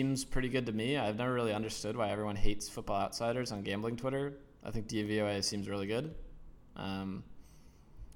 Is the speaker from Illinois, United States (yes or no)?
yes; Chicago, Illinois, United States; I am from Chicago